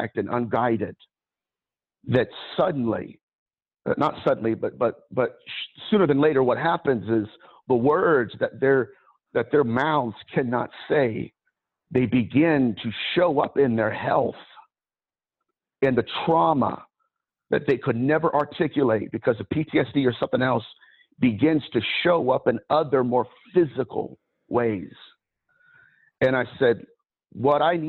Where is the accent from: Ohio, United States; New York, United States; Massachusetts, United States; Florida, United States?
Ohio, United States; I'm from Ohio.